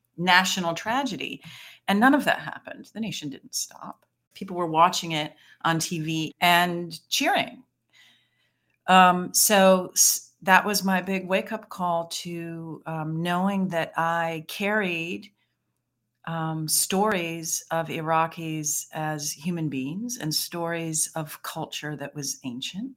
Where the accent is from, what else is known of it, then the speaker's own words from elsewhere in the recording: Michigan, United States; I was born and raised in Michigan